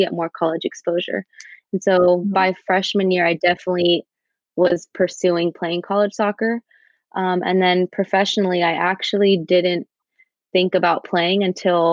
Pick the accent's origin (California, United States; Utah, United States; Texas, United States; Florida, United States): California, United States; San Leandro; I was born and raised in the Bay Area, in San Leandro, to be specific